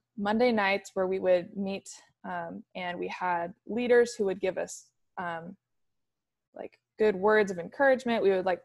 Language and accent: English; Kirkland, Washington, United States; I grew up in Kirkland, Kirkland, Washington. So just across the water from UW